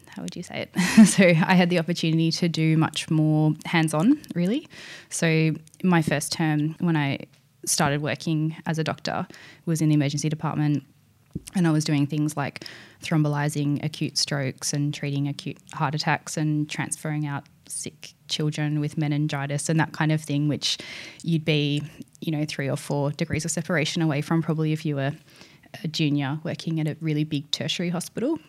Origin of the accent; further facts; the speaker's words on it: East Gippsland, Victoria, Australia; moved away as an adult; also born or lived in Paris, France / Vancouver, Canada; this is my hometown, and you know, I'm I know the area.